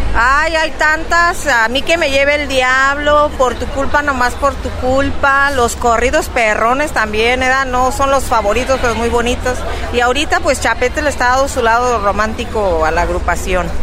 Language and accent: Spanish; Tangancícuaro, Michoacán, Mexico; nosotros somos de Tangancícuaro